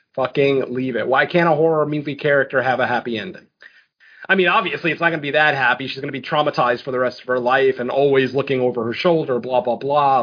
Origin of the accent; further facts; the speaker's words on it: Connecticut, United States; I, am from Connecticut